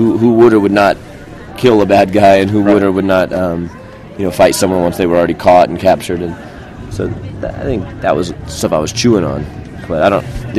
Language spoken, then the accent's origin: English; Denver, Colorado, United States; also born or lived in Texas; My parents were not. I was not born in Denver. I was born in Texas and moved when I was 4.